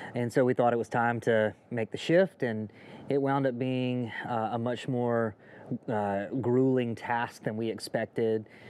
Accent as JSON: {"language": "English", "town": "Jackson", "region": "Mississippi", "country": "United States", "tie": "born or raised there", "moved": "as an adult", "said": "we grew up here uh, in the Jackson area"}